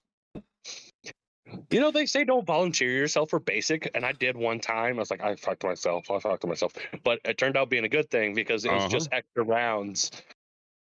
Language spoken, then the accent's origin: English; Adrian, Minnesota, United States; moved away; I'm originally from Adrian, Worthington, Minnesota area